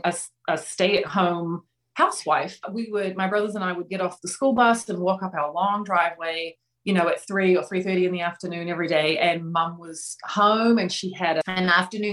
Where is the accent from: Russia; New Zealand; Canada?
New Zealand; North Island; moved away; I was born and raised in New Zealand